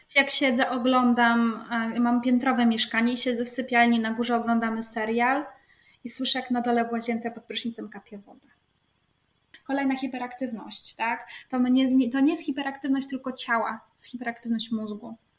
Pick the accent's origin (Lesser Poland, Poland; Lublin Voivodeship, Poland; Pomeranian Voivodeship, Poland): Pomeranian Voivodeship, Poland; near Gdańsk; ja jestem spod Gdańska